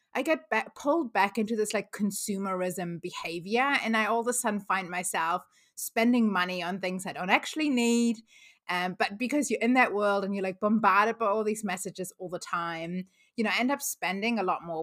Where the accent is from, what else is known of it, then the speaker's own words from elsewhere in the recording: Germany; moved away as an adult; now in New Zealand; I grew up in Germany, but moved to New Zealand almost seventeen years ago now